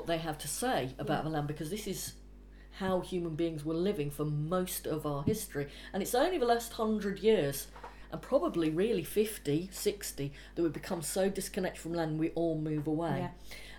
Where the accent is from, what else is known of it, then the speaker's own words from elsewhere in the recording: Anglesey, North Wales, United Kingdom; now in London, United Kingdom; I was brought up in North Wales in Anglesey